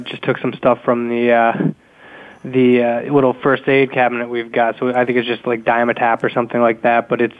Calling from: Boston, Massachusetts, United States; I'm out of Boston, so our weather's all over the place.

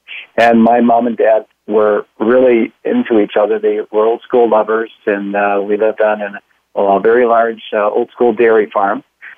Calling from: Pontiac, Michigan, United States; Well, I'm calling in from Pontiac, Michigan. That's in the USA.

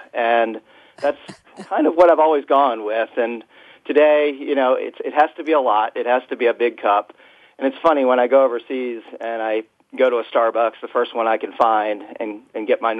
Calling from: Washington, District of Columbia, United States; Yeah, I'm based and calling today from Washington, D.C.

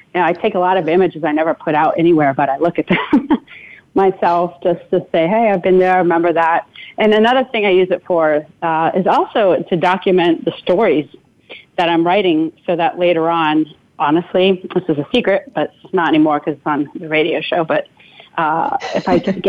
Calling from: New York, United States; I'm calling in from the Catskills up in New York State right now

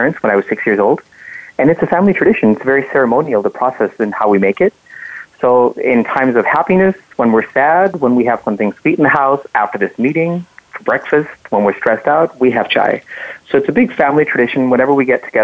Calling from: Chicago, Illinois, United States; I'm calling in from Chicago. That's where I live with my family.

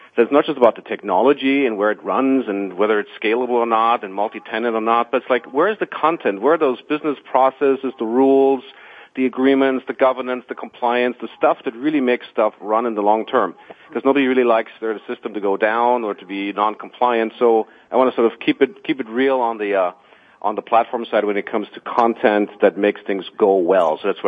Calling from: Walldorf, Baden-Württemberg, Germany; I'm calling from Waldorf, Germany.

